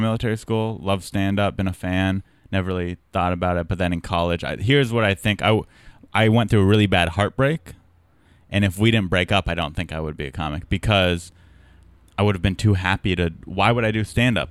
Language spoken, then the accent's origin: English; San Diego, California, United States; I'm from San Diego.